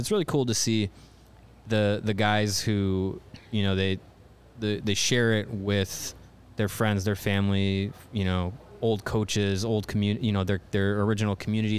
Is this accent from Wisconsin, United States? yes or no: yes; Kenosha, Wisconsin, United States; I'd do it in my hometown in Kenosha. I'd bring the cup to the rink that I learned to skate and play at, the Kenosha Ice Arena.